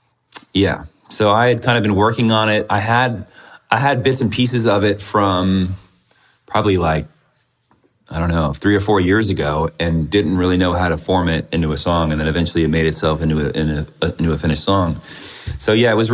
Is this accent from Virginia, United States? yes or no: yes; Virginia, United States; moved away as an adult; also born or lived in Richmond, Virginia / Chicago; now in San Francisco, United States; I'm from Virginia